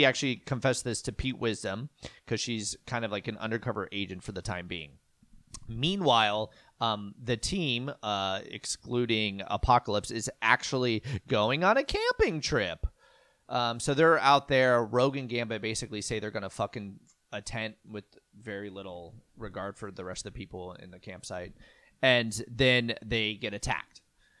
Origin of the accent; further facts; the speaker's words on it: United Kingdom; I'm British.